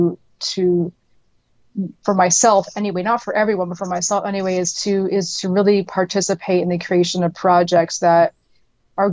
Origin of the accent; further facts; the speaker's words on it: Canada; moved away as an adult; also born or lived in Atlanta, United States; Canada, which is where I'm from. I was born and raised in Canada.